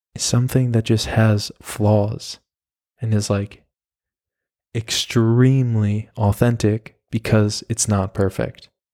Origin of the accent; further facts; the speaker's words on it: New York, United States; moved away as an adult; also born or lived in Oklahoma / Miami, Florida; now in Berlin, Germany; I'm from New York. I was born in Oklahoma. I have been, or I had lived in New York from the time that I was five until college